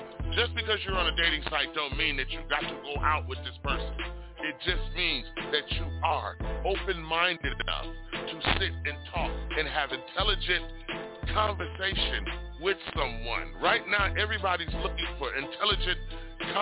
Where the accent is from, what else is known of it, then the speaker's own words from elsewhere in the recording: Richmond, California, United States; I was born and raised in Richmond, California